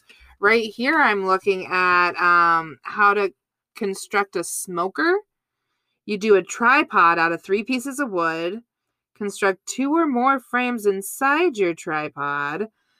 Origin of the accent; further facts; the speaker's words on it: Boston, Massachusetts, United States; accent: Boston; Hey, I'm from Boston.